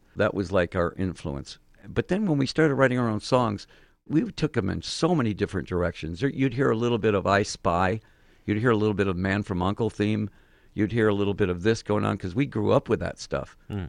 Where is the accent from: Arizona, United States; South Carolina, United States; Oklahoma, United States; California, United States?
Arizona, United States; Phoenix; also born or lived in Detroit, Michigan; we're from Phoenix.